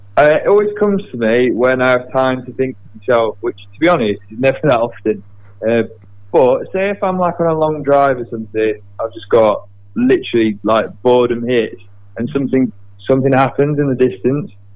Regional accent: Chesterfield, East Midlands, United Kingdom; I'm from Chesterfield

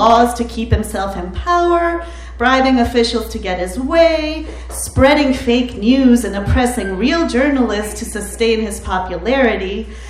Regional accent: Peru; moved away; I'm originally from Peru, a country that has seen its fair share of authoritarian regimes, the latest of which occurred while I was still in high school.

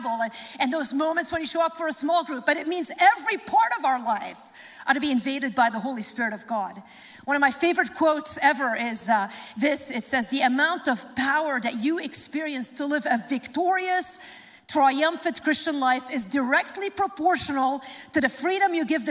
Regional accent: Lebanon; moved away; my home country, Lebanon

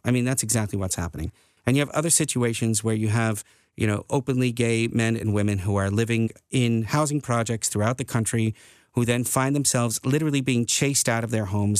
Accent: United States; moved away as an adult; now in Netherlands; growing up in the United States.

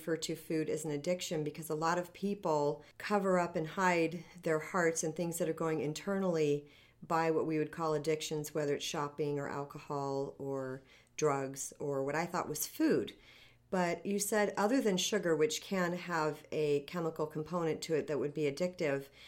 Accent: Arizona, United States; I'm from Arizona

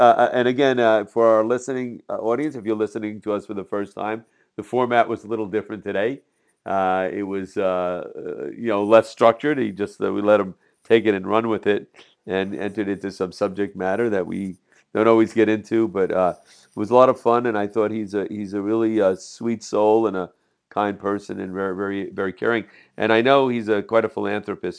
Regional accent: Jersey City, New Jersey, United States; I'm from Jersey City

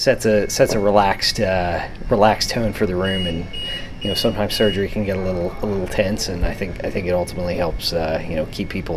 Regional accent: West Virginia, United States; I'm from West Virginia

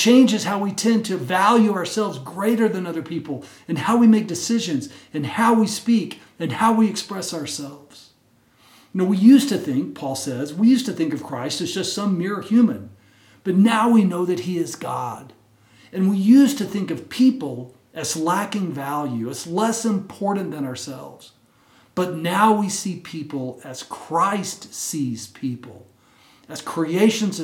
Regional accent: Texas, United States; When I was a little kid growing up in Texas

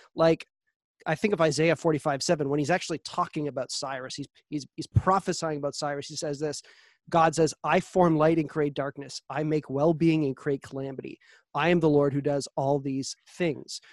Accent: Canada; our freedoms as Canadian citizens

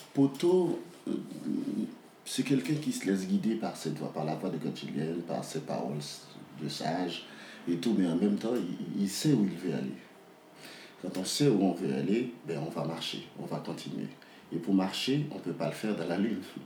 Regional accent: Port-au-Prince, Ouest, Haiti; je suis né, j'ai grandi à Port-au-Prince

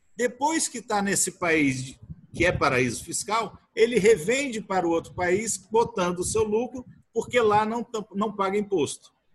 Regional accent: Brasília, Federal District, Brazil; Sou aqui de Brasília e estamos aqui em Brasília

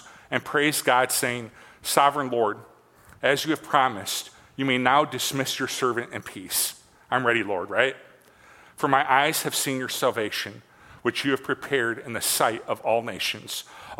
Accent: Midwest, United States; born and raised in the Midwest

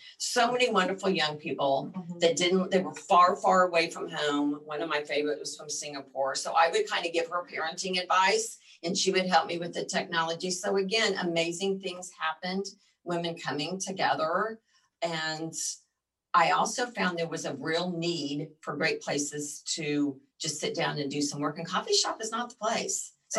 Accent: Midwest, United States; also born or lived in Colorado; now in Texas, United States; I grew up in the Midwest.

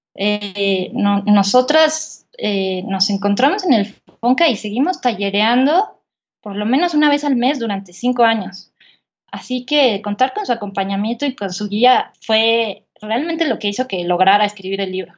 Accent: Polotitlán, State of Mexico, Mexico; moved away as an adult; yo nací en la Ciudad de México eh, en el 86, eh, pero cuando tenía seis años, mi familia y yo nos mudamos al pueblo de mi madre, que se llama Polotitlán de la Ilustración

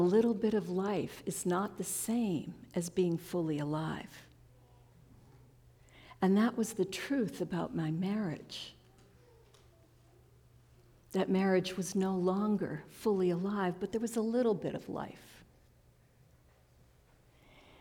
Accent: New York, United States; now in Central Oregon, United States; when I was a little kid, I grew up in New York

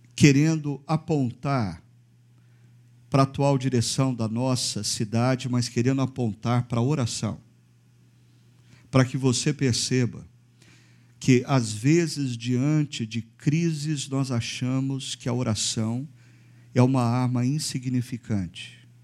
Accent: Brazil; como brasileiros, cidadãos brasileiros

